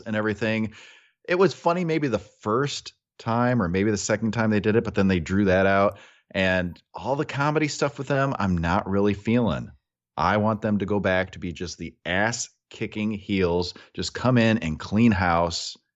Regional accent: United States; we're from America

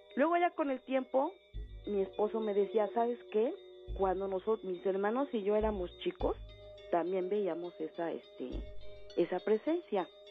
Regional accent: Mexico City, Mexico; moved away as an adult; now in State of Mexico, Mexico; Yo vivo ahorita aquí en el Estado de México. Pero en mi juventud, mi adolescencia, este, viví en Xochimilco

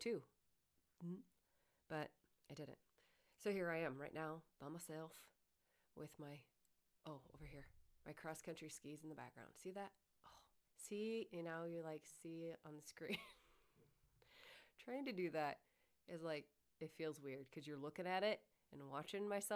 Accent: Iowa, United States; I was born and raised in Iowa.

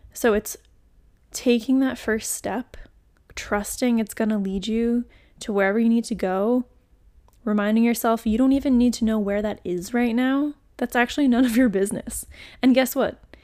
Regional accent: New England, United States; moved away; also born or lived in Florida; I'm from New England originally, and we did not say y'all in New England, let me tell you. We said you guys

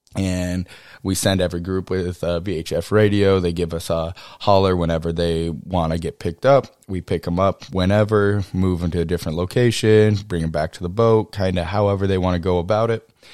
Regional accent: College Station, Texas, United States; also born or lived in Kodiak Island, Alaska; I grew up in Texas, uh, in College Station, Texas

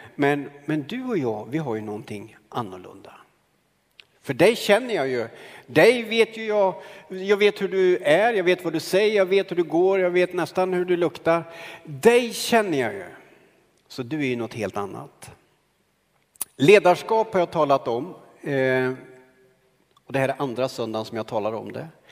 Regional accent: Karlskoga, Örebro County, Sweden; När jag växte upp i Karlskoga

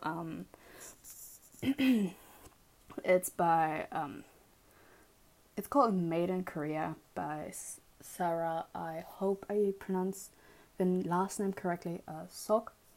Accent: Germany; I grew up in Germany

